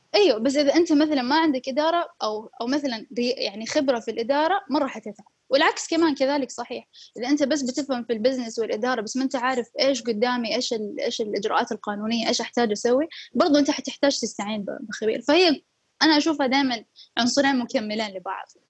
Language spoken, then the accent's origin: Arabic; Saudi Arabia; عندنا بالسعودية